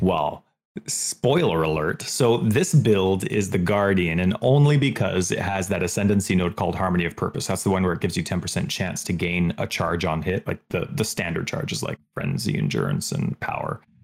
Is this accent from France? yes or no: no; Canada; I'm third generation Canadian